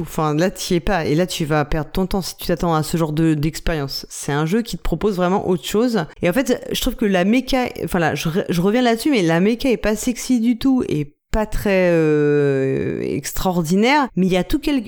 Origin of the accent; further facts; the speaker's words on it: France; nous en tant que français